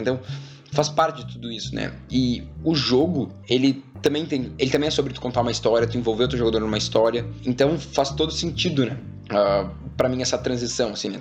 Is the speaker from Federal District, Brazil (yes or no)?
no; Porto Alegre, Rio Grande do Sul, Brazil; moved away as an adult; now in São Paulo, Brazil; lá no sul, né, que eu sou de Porto Alegre